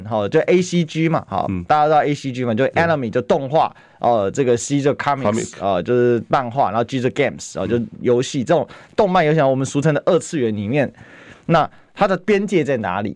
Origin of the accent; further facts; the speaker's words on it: Taiwan; 之前我们台湾人很多人到当地去哦。